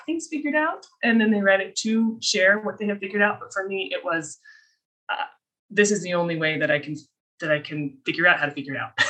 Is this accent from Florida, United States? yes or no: no; Colorado, United States; moved away as an adult; also born or lived in Minnesota; now in Utah, United States; I was raised in Colorado and then I came out here for my undergrad